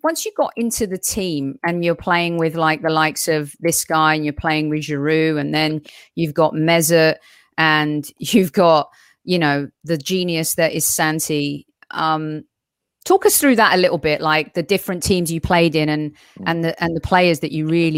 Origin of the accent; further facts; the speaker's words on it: London, United Kingdom; now in United States; I'm a Londoner, born in North London, moved here years ago.